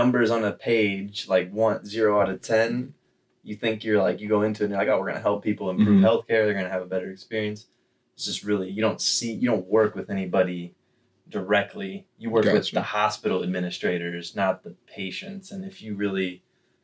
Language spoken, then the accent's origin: English; South Bend, Indiana, United States; also born or lived in Carmel, Indiana; born and raised in South Bend, Indiana